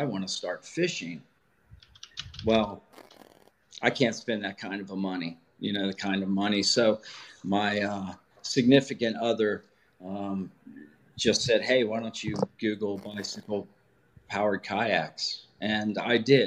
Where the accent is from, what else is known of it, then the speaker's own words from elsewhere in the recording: Kentucky, United States; now in Milford, United States; I grew up in Ewing County, Kentucky